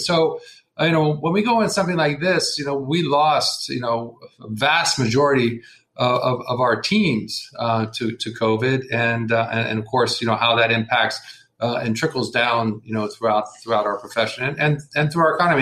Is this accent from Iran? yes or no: no; United States; being an American